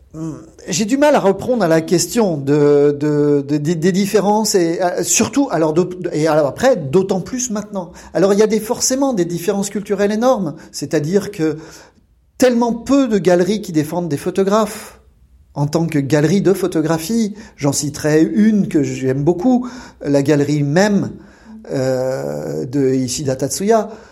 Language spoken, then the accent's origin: French; Lyon, Auvergne-Rhône-Alpes, France; moved away as an adult; now in Japan; Je suis lyonnais